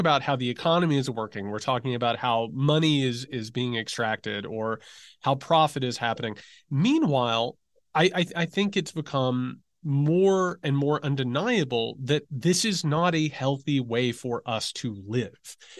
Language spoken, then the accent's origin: English; Indiana, United States; I'm from Indiana